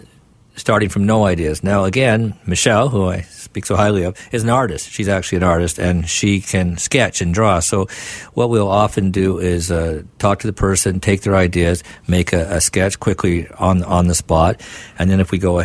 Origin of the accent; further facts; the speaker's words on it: Vancouver, British Columbia, Canada; I was born in Vancouver, and my late mother was born in Vancouver almost 91 years ago.